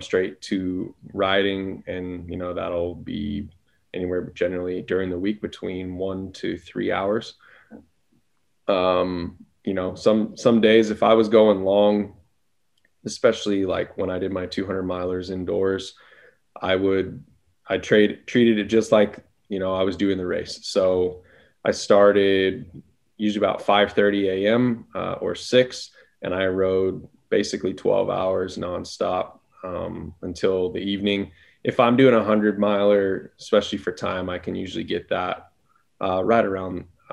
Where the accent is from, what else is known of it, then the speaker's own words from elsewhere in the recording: Las Vegas, Nevada, United States; I'm born and raised in Las Vegas.